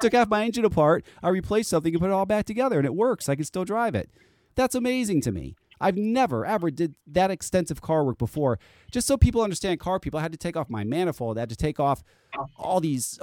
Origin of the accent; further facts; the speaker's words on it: Connecticut, United States; I've lived in Connecticut all my life